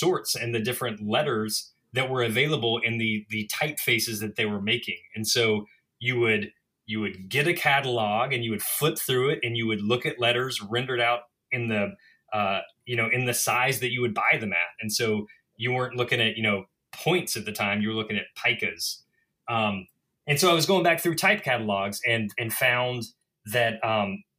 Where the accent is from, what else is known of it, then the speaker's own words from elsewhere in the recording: the South, United States; also born or lived in Mississippi; now in Boston, United States; I'm a Southerner